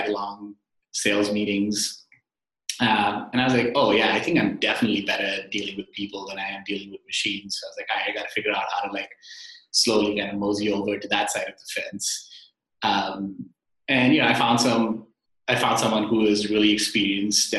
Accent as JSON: {"language": "English", "town": "Mumbai", "region": "Maharashtra", "country": "India", "tie": "born or raised there", "moved": "as an adult", "said": "I grew up in Mumbai, India, and I came here as an immigrant"}